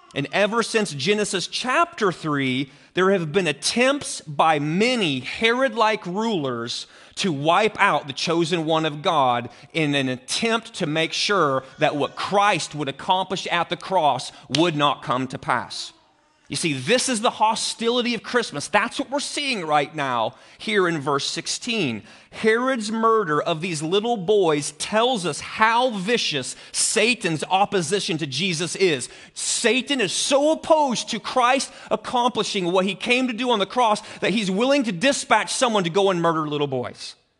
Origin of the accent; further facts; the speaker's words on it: Greene County, Illinois, United States; So I grew up in Greene County. The center of Greene County is Carrollton, Illinois